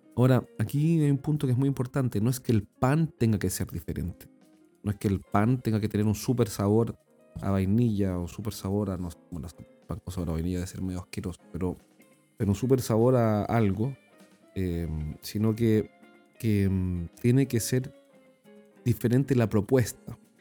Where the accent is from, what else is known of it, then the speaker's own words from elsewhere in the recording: Chile; accent: Chilean; en nuestro país, como yo lo he dicho anteriormente, en Chile no hablamos español, sino que hablamos chileno